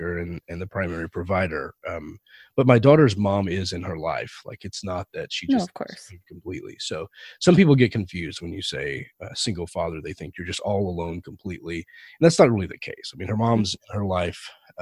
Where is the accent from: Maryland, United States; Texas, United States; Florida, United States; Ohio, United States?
Texas, United States; moved away as an adult; now in California, United States; I've only been here for 4 years, but growing up in Texas